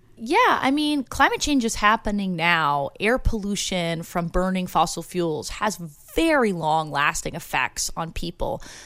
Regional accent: Ontario, Canada; now in Santa Barbara, United States; I'm originally from Ontario, Canada

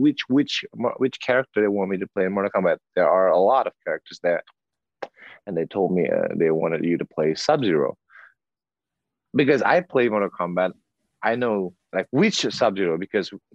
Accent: South Sumatra, Indonesia; I was born in South Sumatra. We were so poor

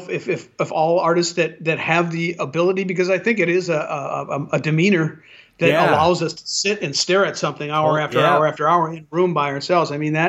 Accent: San Pedro, California, United States; I'm from San Pedro

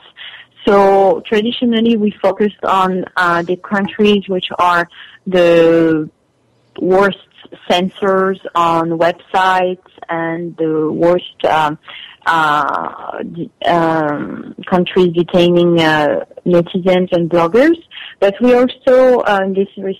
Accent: France; accent: French; English is a second language; now in United States; my French accent

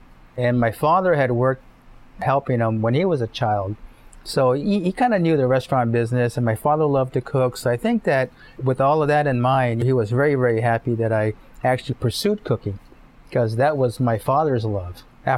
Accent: Japan; I was born and raised in Japan on an army base, U.S. Army base. So I was brought up a lot of GIs, military family.

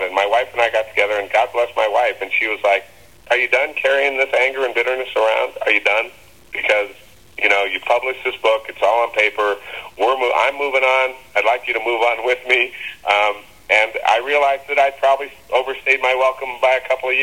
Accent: Reno, Nevada, United States; moved away; also born or lived in Los Angeles / Bristol, Connecticut; growing up in Reno

